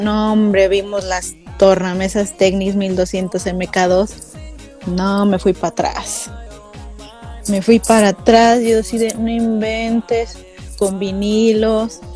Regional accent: Mexico; más mexicana que el chile

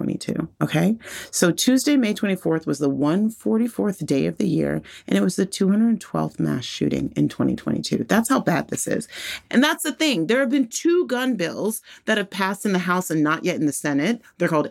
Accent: Texas, United States; moved away; my home state of Texas

